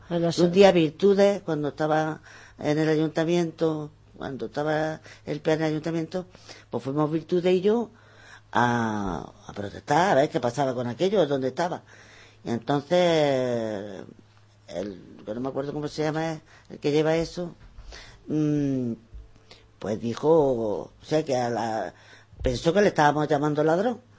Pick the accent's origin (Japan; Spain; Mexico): Spain; Benamaurel, Andalusia; Porque este es mi pueblo. Y, eh, y, quiero que todas las cosas que tiene mi pueblo lo sepa la gente. Y este pueblo es un pueblo que tiene muchísimas cosas. Tenemos yacimientos